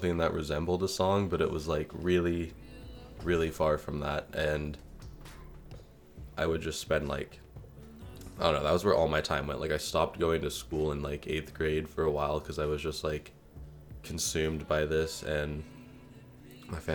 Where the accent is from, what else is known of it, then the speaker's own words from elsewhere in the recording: Ashland, Oregon, United States; I'm from Ashland, Oregon, and I am a music producer.